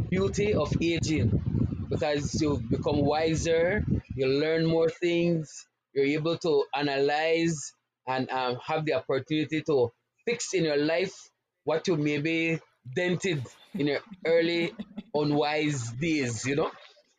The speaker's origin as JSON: {"language": "English", "town": "Dangriga", "region": "Stann Creek District", "country": "Belize", "tie": "born or raised there", "also_born_or_lived": "Hopkins, Belize", "said": "I was born in Hopkins, Stan Creek District, Belize. Belize is in Central America. I live in Dangria Town, another Garifuna community where I grew up. I've been in Dangria since I was 6 years old. I am now 52, going on 53."}